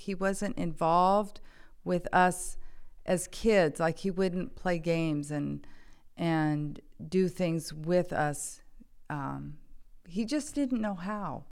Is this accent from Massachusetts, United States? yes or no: no; Saratoga, California, United States; also born or lived in Downey, California; I was actually born in Downey, California. Uh, when I was five, my dad got transferred up to the Bay Area, so I grew up in Saratoga, California